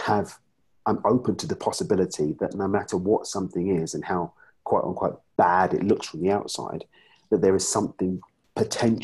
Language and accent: English; United Kingdom; I'm from the UK.